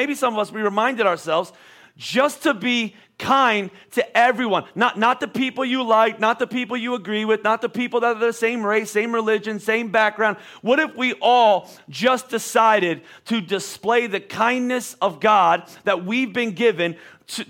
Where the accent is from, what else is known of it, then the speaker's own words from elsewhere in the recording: Boyertown, Pennsylvania, United States; also born or lived in Oklahoma; Not very often did I say Boyertown, Pennsylvania